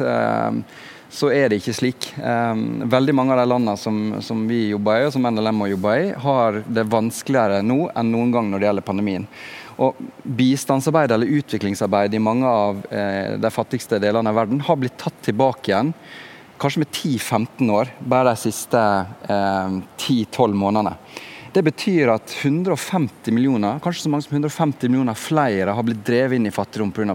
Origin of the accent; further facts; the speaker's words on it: Sunnmøre, Møre og Romsdal, Norway; also born or lived in Bergen; now in Oslo, Norway; Jeg vokste opp på Sunnmøre, ei lita bygd der ute forbi Ålesund.